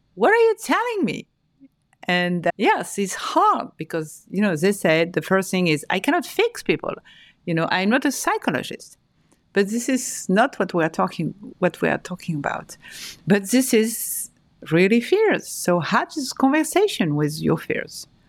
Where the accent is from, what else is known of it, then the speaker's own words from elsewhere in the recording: France; moved away as an adult; also born or lived in Paris, France / north of France; now in New York, United States; I was born and raised in France, in Paris, and in the north of France. I moved to New York four years ago